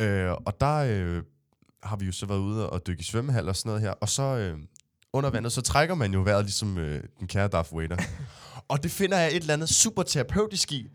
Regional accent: Næstved, Zealand, Denmark; nu er jeg jo fra Næstved

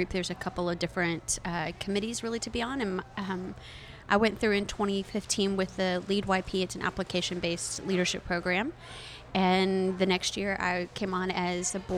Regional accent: Midland, Texas, United States; now in Dallas, United States; I grew up out in West Texas.

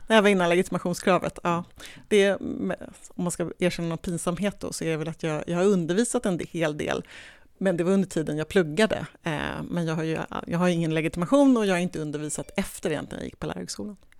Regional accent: Nacka, Stockholm County, Sweden; also born or lived in Lidingö / Täby / Vallentuna / Bromma; now in Botkyrka, Sweden; Jag är en ganska ovanlig stockholmare. Eh, jag är uppväxt i Nacka

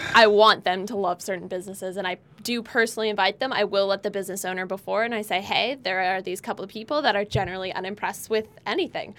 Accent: California, United States; now in Nevada, United States; We were both born and raised in California.

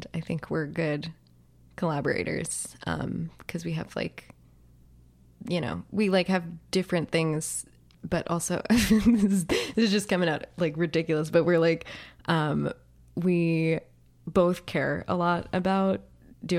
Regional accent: New Jersey, United States; I'm from New Jersey

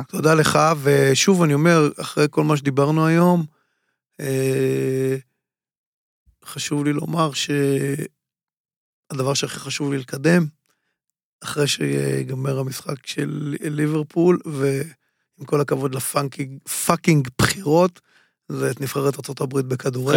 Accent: Tel Aviv, Tel Aviv District, Israel; מסוג האנשים שמתפללים בבית כנסת בשכונת שפירא, איפה שגדלתי

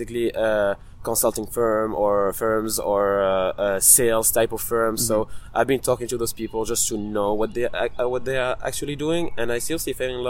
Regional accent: Italy; English is a second language; moved away; also born or lived in Tunisia; So I'm from Italy and Tunisia, which is in North Africa. I traveled and lived in several countries, and that allowed me to speak for different languages.

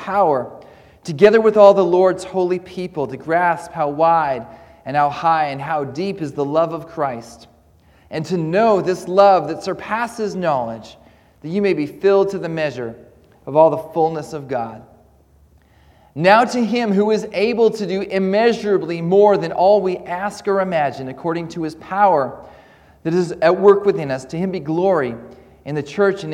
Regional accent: Comox, British Columbia, Canada; moved away as an adult; also born or lived in Edinburgh, Scotland; now in Caldercruix, United Kingdom; I do come from Canada. I grew up there

